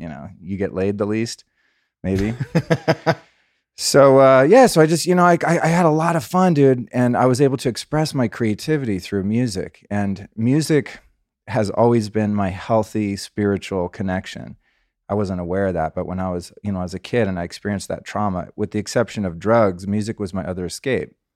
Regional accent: California, United States; also born or lived in Aspen, Colorado; I grew up as a Californian kid

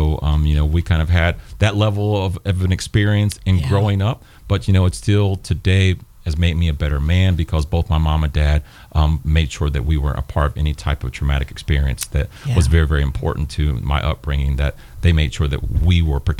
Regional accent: Chillicothe, Ohio, United States; also born or lived in Columbus, Ohio; I'm from Southern Ohio. Born in Chillicothe or Adena Hospital. So I'm a Southern boy, kind of out of Appalachia. Grew up in a trailer

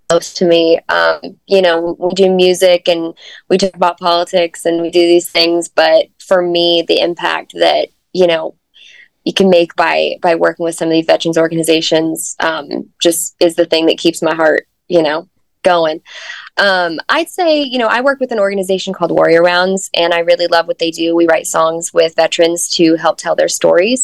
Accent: Fayetteville, Arkansas, United States; my hometown of Fayetteville, Arkansas

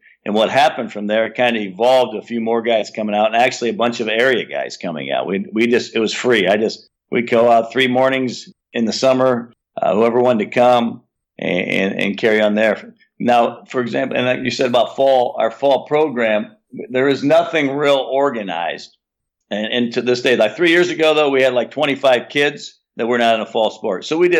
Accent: Defiance, Ohio, United States; But ever we say we're from Defiance, everyone always loves that name. Oh, man, what a great name for a town, Defiance.

